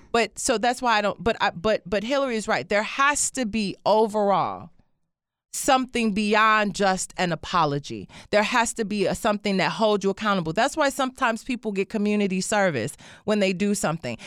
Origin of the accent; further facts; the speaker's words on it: Detroit, Michigan, United States; moved away; I grew up in Detroit